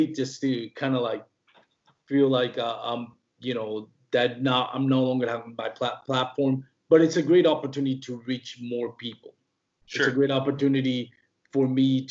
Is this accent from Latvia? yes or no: no; Puerto Rico; born or raised there; first language Spanish; English is a second language; moved away